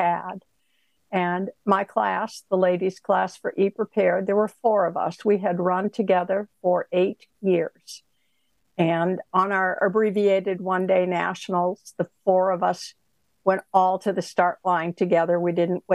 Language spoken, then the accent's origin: English; Northeast, United States; We're from the Northeast